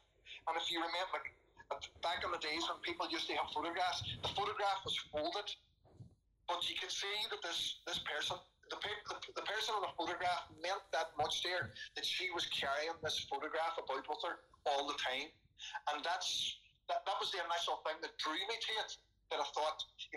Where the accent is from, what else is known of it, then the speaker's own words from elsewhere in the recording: Derry, Northern Ireland, United Kingdom; when I was growing up in Derry during the 80s